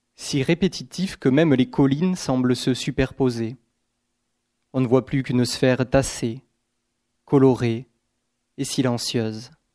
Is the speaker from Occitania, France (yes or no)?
yes; Aveyron, Occitania, France; also born or lived in Gers; les paysages de mon enfance, donc plutôt en Aveyron